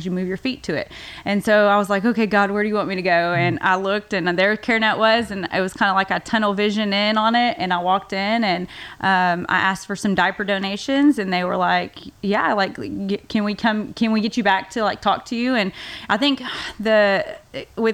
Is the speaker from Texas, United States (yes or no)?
yes; Waco, Texas, United States; I grew up here in Waco, actually on the outskirts in Bosqueville, little town, Bosqueville.